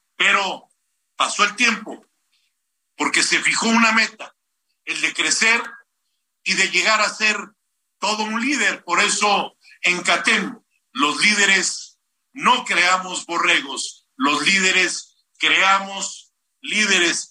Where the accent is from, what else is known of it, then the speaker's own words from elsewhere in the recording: Mexico; nosotros como mexicanos